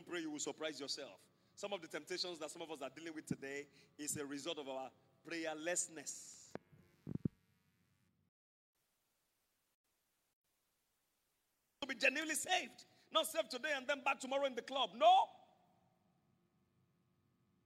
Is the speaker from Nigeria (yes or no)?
yes; Nigeria; I'm a Nigerian.